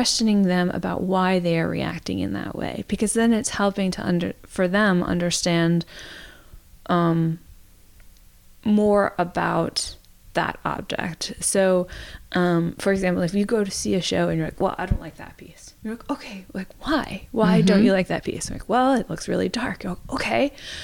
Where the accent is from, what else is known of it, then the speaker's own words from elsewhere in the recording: suburb of Washington, D.C., District of Columbia, United States; I grew up near Washington, D.C., in a suburb of Washington, D.C.